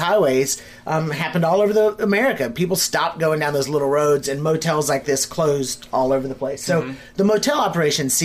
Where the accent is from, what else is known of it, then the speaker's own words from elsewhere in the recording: the South, United States; being born and raised in the South